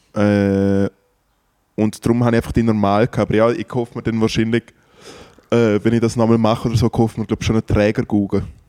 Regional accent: Triesen, Liechtenstein; an Tresen vorbei, der Gemeinde, wo ich aufgewachsen bin

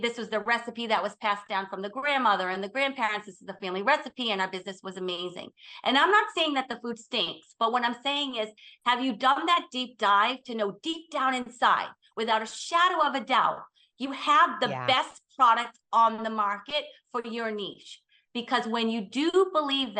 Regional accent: Boston, Massachusetts, United States; I'm from Boston. So we're very direct

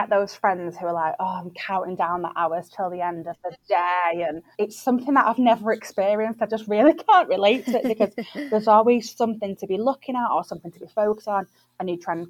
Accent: Manchester, North West England, United Kingdom; also born or lived in London / Leeds / New York; I'm from Manchester and I just absolutely am the biggest advocate of the North. So moved back up North.

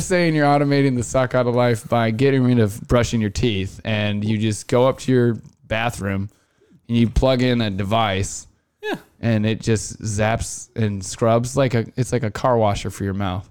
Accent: Iowa, United States; growing up in Iowa, I, I spent a couple summers detasseling and corn roguing

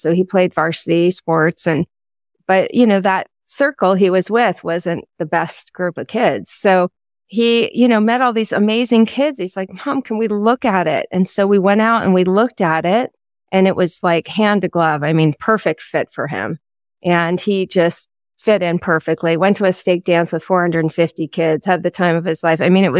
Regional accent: East Coast, United States; And I was raised in the East Coast, and so was my husband.

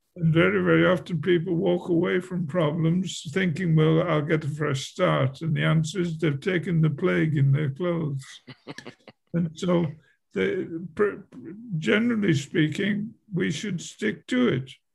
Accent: England, United Kingdom; moved away as an adult; also born or lived in Milwaukee, Wisconsin; I was I was born in England at a very early age

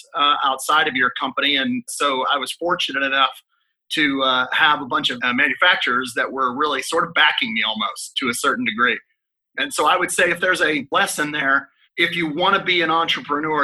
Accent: Pittsburgh, Pennsylvania, United States; moved away; also born or lived in Texas; My hometown of Pittsburgh, Pennsylvania

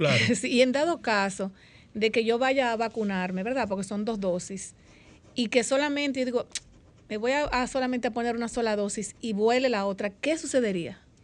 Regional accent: Dominican Republic; vivo en mi país

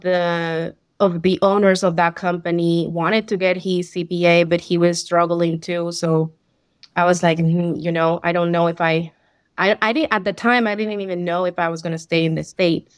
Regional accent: Colombia; first language Spanish; English is a second language; moved away as an adult; I'm from Colombia, so I had some accounting, um, background on my work experience over there

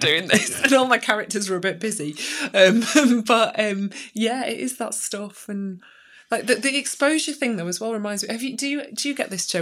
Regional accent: Chesterfield, East Midlands, United Kingdom; now in Sheffield, United Kingdom; I grew up in Chesterfield and then kind of moved back um, after some time in different places.

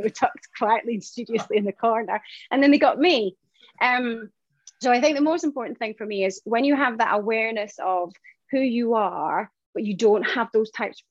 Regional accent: Shetland Islands, Scotland, United Kingdom; I grew up in Shetland Isles. So that's, you know, 263 miles away from the UK mainland

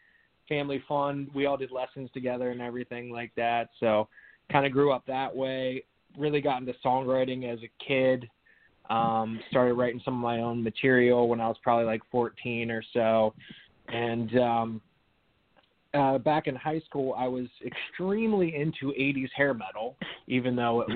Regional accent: Pittsburgh, Pennsylvania, United States; moved away as an adult; now in New Jersey, United States; I was born and raised in the Pittsburgh, Pennsylvania area outside of the city.

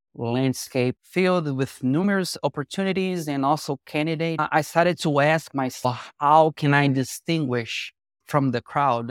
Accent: Rio de Janeiro, Brazil; I was born and raised in Rio de Janeiro, Brazil

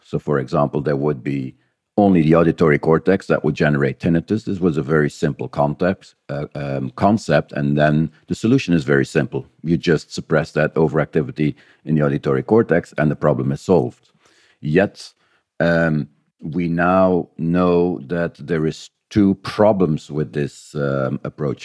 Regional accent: Belgium; moved away as an adult; now in New Zealand; I was uh, born and raised in Belgium

